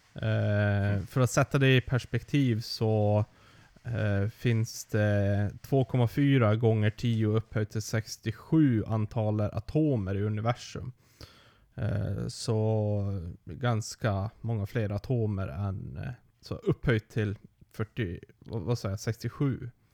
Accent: Sweden; som svensk

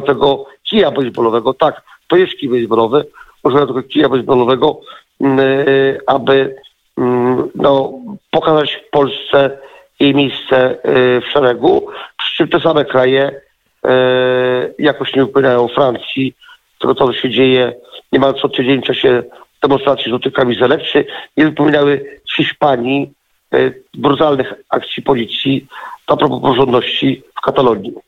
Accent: Poland; jako jedyny Polak

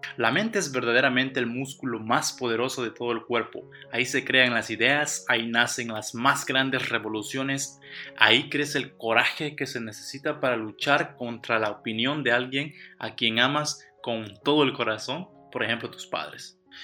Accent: Mexico; como mexicanos no debemos

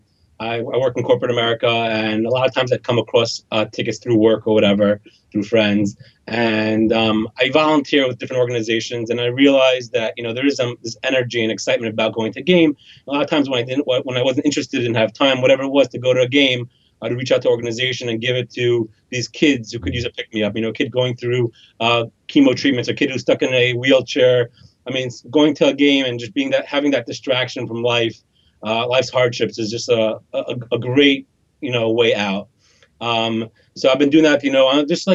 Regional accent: Monsey, New York, United States; I grew up in Muncie, New York, Zizioni, which is a fairly orthodox community

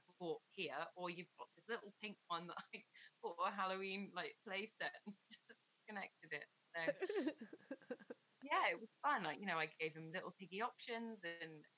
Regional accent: Plymouth, South West England, United Kingdom; I grew up in Plymouth

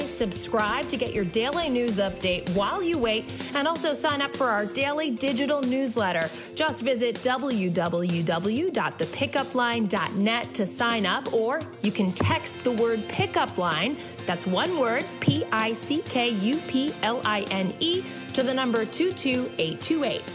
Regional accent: New York, United States; I'm a New Yorker

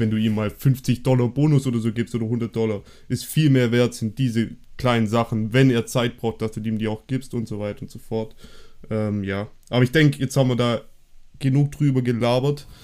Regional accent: Germany; wir sind ja Deutsche

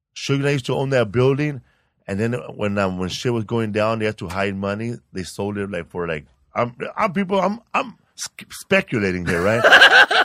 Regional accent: Sinaloa, Mexico; now in Los Angeles, United States; I'm from Sinaloa, Mexico

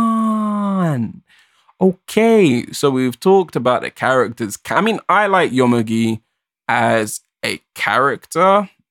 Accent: Jamaica; Like, dude, I'm black, I'm Jamaican.

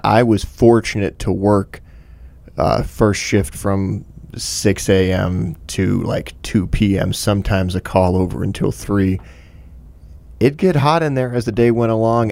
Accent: Michigan, United States; growing up in Michigan

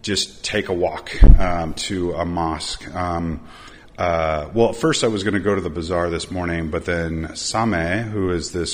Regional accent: United States; you say America, or Amrika

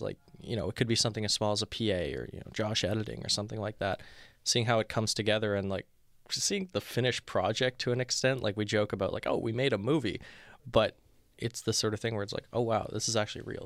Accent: Montreal, Quebec, Canada; now in Toronto, Canada; I'm from Montreal originally

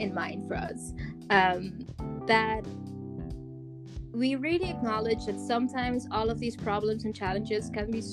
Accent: Curaçao; I'm from Curacao

